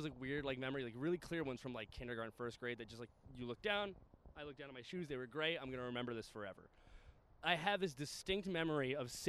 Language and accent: English; New York City, New York, United States; I'm from the Bronx and I'm Italian.